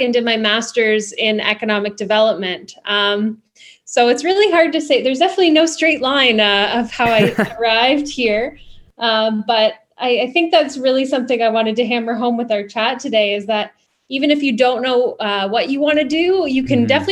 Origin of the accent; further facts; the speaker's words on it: Niagara Region, Ontario, Canada; I grew up in Niagara region, and so I was always kind of surrounded by agriculture